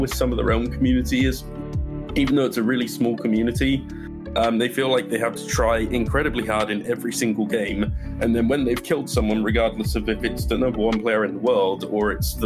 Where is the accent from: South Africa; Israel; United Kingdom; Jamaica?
United Kingdom; England; accent: English; moved away as an adult; also born or lived in Scotland / Florida; now in United States; I am originally born and raised in England until I was about 18. I moved to Scotland for 3 years